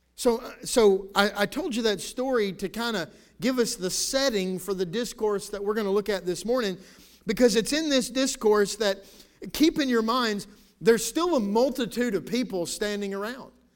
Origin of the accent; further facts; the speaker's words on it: United States; I'm thankful to be a citizen of the United States of America